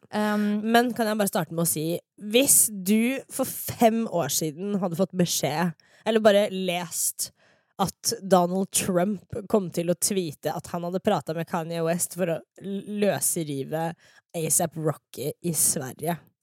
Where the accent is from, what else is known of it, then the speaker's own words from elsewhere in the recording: Fredrikstad, Østfold, Norway; moved away; sånn har vi det i Fredrikstad